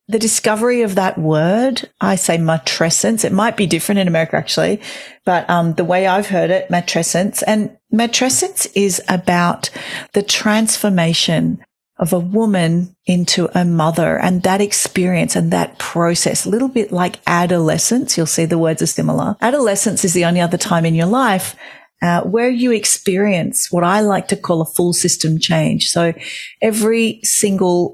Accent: Australia; now in Sydney, Australia; I am an Australian mother of three

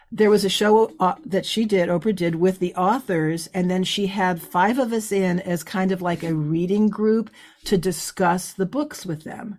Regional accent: California, United States; moved away as an adult; also born or lived in Midwest; I'm from California. I'm a psychobiology major.

